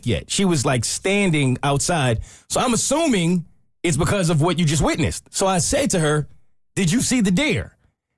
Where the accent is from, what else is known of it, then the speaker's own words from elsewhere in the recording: New York, United States; moved away; I'm from New York. We don't just have deers run up on us.